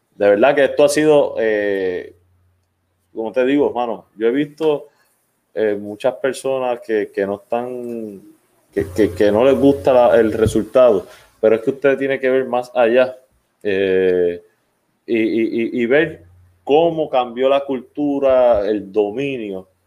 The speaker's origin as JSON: {"language": "Spanish", "town": "Arecibo", "country": "Puerto Rico", "tie": "born or raised there", "moved": "yes", "said": "Yo soy arecibeño, nacido y criado en Arecibo, no vivo en Arecibo actualmente"}